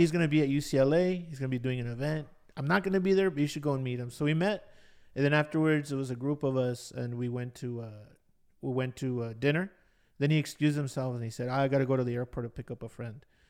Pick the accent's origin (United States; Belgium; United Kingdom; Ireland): United States; Los Angeles, California; also born or lived in Bay Area; I wasn't exposed to a lot of things growing up in Ball Heights.